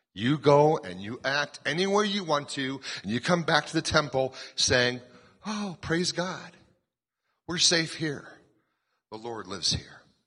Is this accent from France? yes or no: no; Colorado, United States; We're from Colorado.